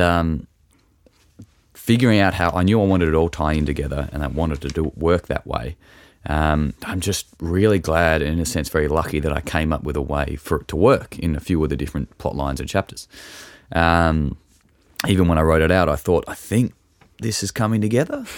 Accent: Tasmania, Australia; I grew up in Tasmania and I've lived in different parts of it

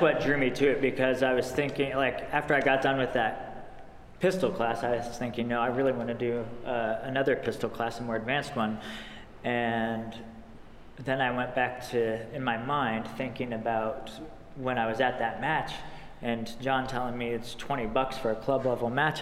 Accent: United States; as most young boys growing up in America

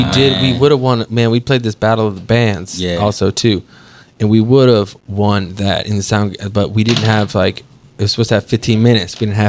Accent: Dallas, Texas, United States; Man, I grew up in Dallas, Texas, so I went to Lake Highlands High School

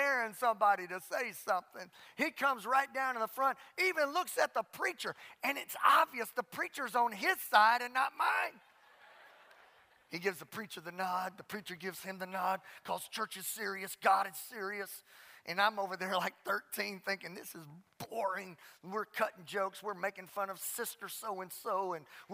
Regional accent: Southwest Louisiana, United States; The church I grew up in Southwest Louisiana

